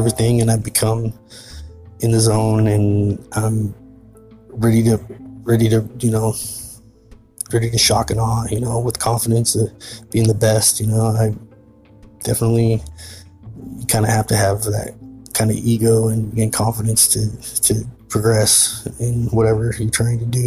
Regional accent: Tumwater, Washington, United States; I was born and raised in Tumwater, Washington

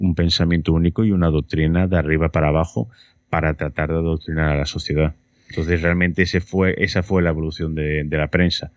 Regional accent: Santiago de Compostela, Galicia, Spain; aquí de donde soy yo, en Galicia, en Santiago

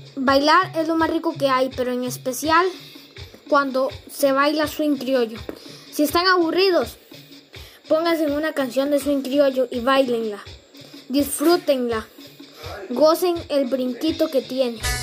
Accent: San Carlos, Alajuela, Costa Rica; en San Carlos, porque este es mi pueblo y yo soy sancarleño

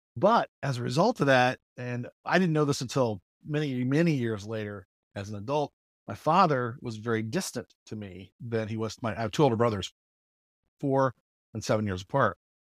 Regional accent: Mooresville, Indiana, United States; moved away as an adult; also born or lived in Texas / Michigan; I grew up actually in Mooresville, uh, in Morgan County

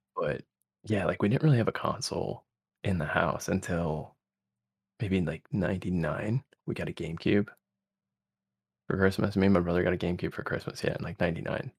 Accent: Connecticut, United States; I grew up in Connecticut.

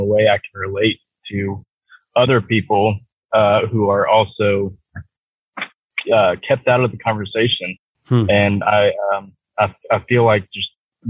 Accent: Douglasville, Georgia, United States; I'm from the Atlanta area. Okay. I lived in a, town called Douglasville, Georgia, which is right outside, the Atlanta perimeter

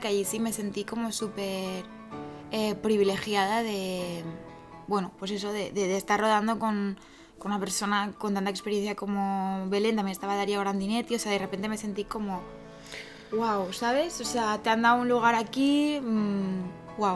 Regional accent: Catalonia, Spain; soy catalana

